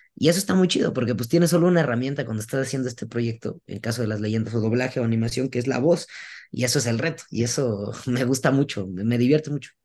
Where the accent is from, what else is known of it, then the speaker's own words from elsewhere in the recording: Veracruz, Mexico; yo soy de Veracruz y yo desde morro escuché a mi abuela decirlo